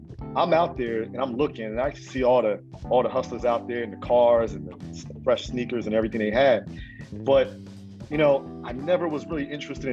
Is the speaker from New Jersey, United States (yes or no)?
yes; Trenton, New Jersey, United States; born and raised in Trenton, New Jersey. I still reside in New Jersey today.